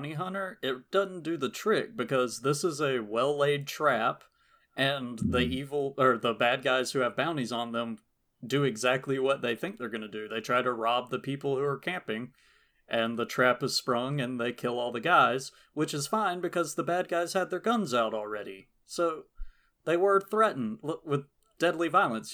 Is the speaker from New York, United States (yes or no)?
no; Georgia, United States; We're from Georgia. We've been all over Georgia. We know Georgia pretty well